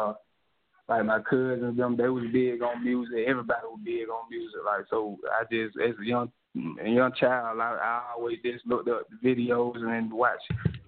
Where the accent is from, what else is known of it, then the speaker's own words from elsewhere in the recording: Atlanta, Georgia, United States; I'm from Atlanta originally, or born and raised still here today